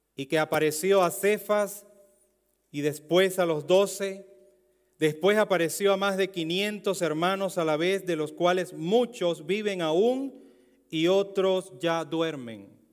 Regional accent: Venezuela; Un venezolano en Europa, en España y entre romanos

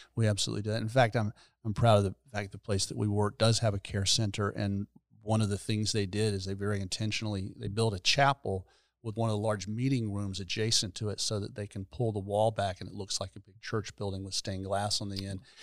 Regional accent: Gainesville, Florida, United States; also born or lived in Fort Worth, Texas; I was born and raised here

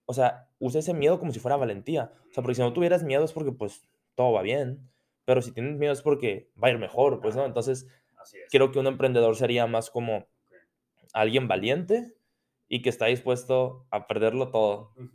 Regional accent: France; Spanish is a second language; Sí, ah, mira, o sea, ese momento, pero soy francés.

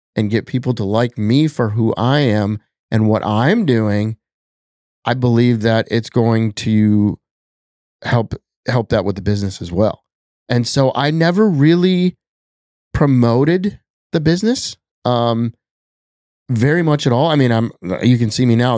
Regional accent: Wisconsin, United States; now in Minnesota, United States; growing up in Wisconsin

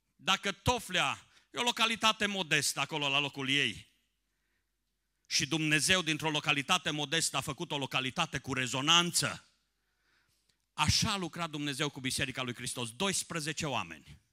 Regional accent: Someș Valley, Transylvania, Romania; now in Timișoara, Romania; născut în Ardeal pe Valea Someșului, trăind în Timișoara, la granița, aproape de granița de vest a României

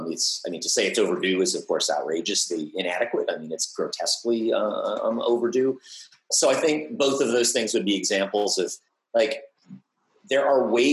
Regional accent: United States; also born or lived in Colorado, United States / Montana, United States; I grew up in the American West, and I was surrounded by infrastructure of nuclear war. I grew up near Rocky Flats before we moved to, which is in Colorado

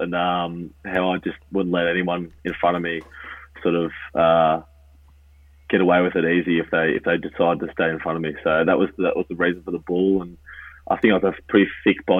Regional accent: Melbourne, Victoria, Australia; moved away as an adult; also born or lived in Kilmore, Victoria; now in Illinois, United States; I grew up there in Moonee Ponds area when I was a young boy

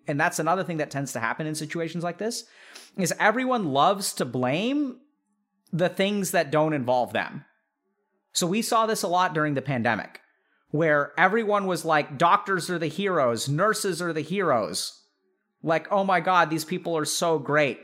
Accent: Texas, United States; growing up in Texas

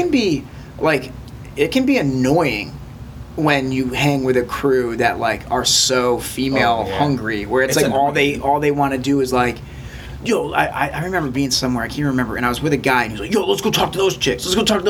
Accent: Michigan, United States; moved away as an adult; now in Los Angeles, United States; having a backyard is something that I totally took for granted growing up in Michigan.

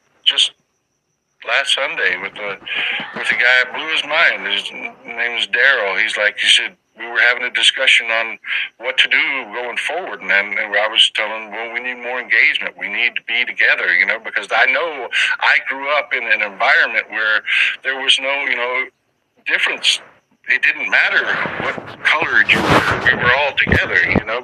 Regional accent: South Texas, United States; I grew up in South Texas.

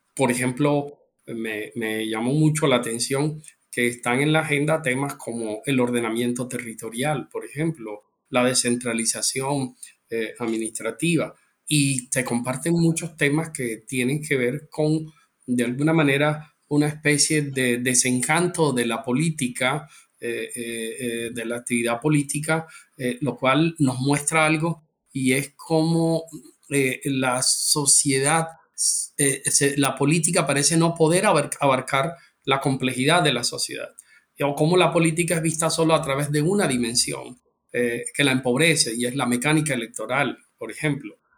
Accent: Colombia; como ciudadano colombiano

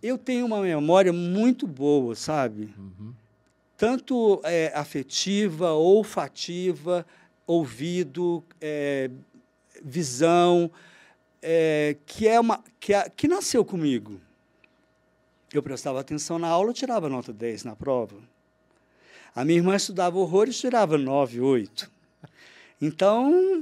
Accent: Uberlândia, Minas Gerais, Brazil; also born or lived in Rio de Janeiro; Naturalidade, Uberlândia, porque eu nasci aqui

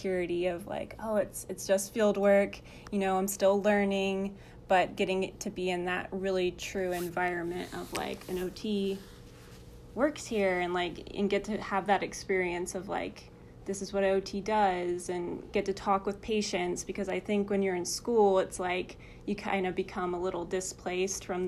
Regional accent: Arkansas, United States; moved away as an adult; now in Springfield, Missouri, United States; I'm from Arkansas

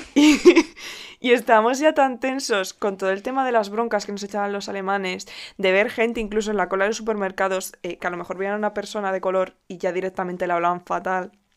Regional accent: Spain; como buenos españoles

